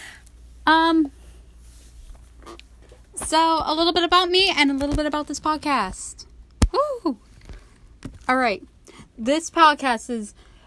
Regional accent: New York, United States; I am from New York

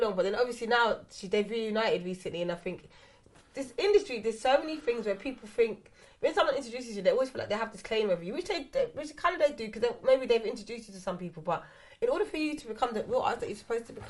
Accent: England, United Kingdom; And obviously, again, I come up from England.

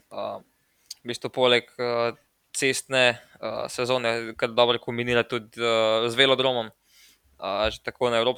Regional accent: Slovenia; Um tem tednu smo Slovenci dobili prvo medaljo, prvi dve medalji na svetovnih prvenstvih eh, na velodromu.

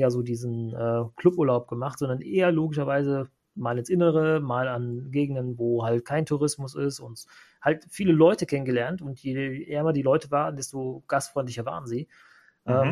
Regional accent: Bonn, North Rhine-Westphalia, Germany; born there; weil ich bin in Bonn geboren und die Bonner und Kölner sind Basis ist irgendwie ähnlich, aber die sind doch unterschiedlich.

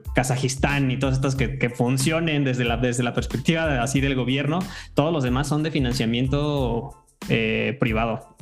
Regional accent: Mexico; como mexicanos

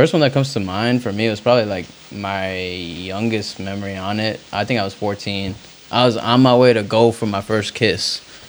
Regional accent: New Jersey, United States; I was born in Jersey.

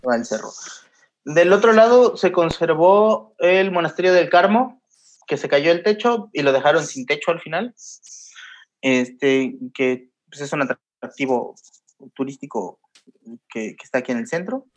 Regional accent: Mexico; moved away as an adult; now in Lisbon, Portugal; yo soy mexicano

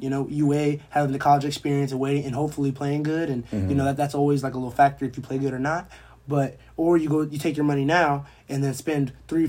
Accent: Atlanta, Georgia, United States; also born or lived in Mableton, Georgia; Well, I was born in Atlanta, but I live about 20 minutes outside the city.

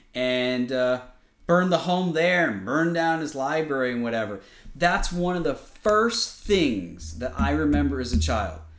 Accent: Connecticut, United States; where I grew up in Connecticut

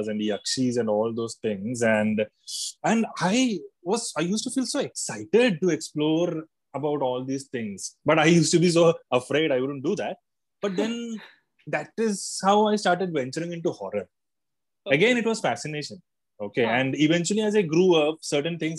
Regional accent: Gurgaon, Haryana, India; also born or lived in Kerala; I was born in Kerala. Then I was brought up in Gurgaon, and it was a multicultural environment.

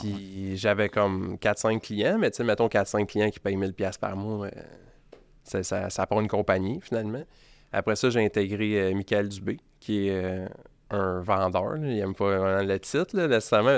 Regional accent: Beloeil, Quebec, Canada; 37 ans, euh, j'ai grandi à Belleuil

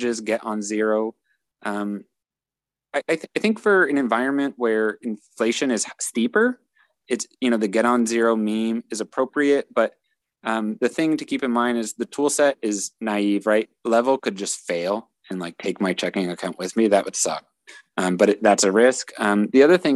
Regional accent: United States

